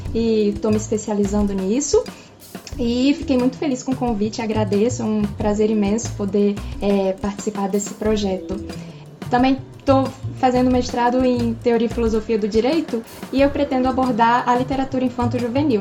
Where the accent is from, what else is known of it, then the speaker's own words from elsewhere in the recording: Rio de Janeiro, Brazil; eu nasci aqui no Rio, mas meus pais são cearenses